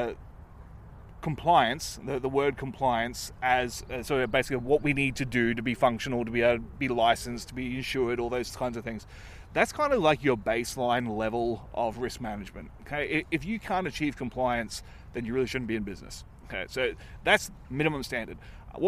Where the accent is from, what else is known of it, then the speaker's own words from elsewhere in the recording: Australia; I'm from Australia.